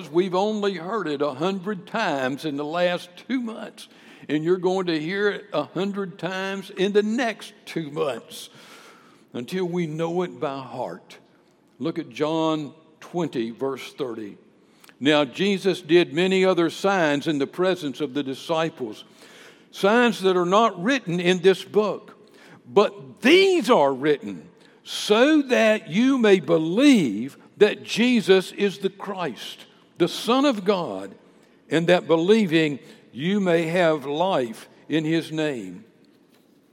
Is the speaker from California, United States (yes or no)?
yes; San Diego, California, United States; I was born in San Diego, California.